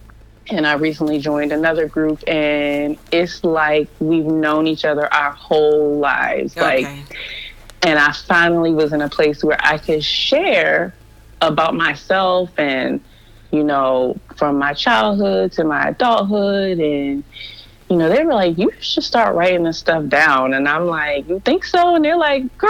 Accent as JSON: {"language": "English", "region": "Maryland", "country": "United States", "tie": "born or raised there", "moved": "as an adult", "lives_now": "Florida, United States", "said": "I had been born and raised in Maryland my whole life. I lived in the same little radius of probably 15 to 20 miles for 30 plus years."}